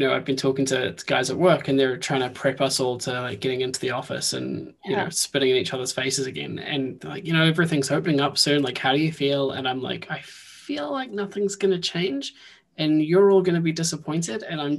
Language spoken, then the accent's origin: English; New Zealand; moved away; It's honestly, it's funny because I moved up here from New Zealand and I was like, it'll be fine.